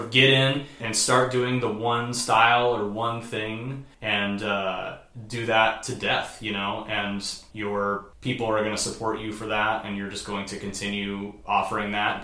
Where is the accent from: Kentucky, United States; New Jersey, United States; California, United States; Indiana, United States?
Indiana, United States; Indianapolis; moved away; I had lived in Indianapolis my whole life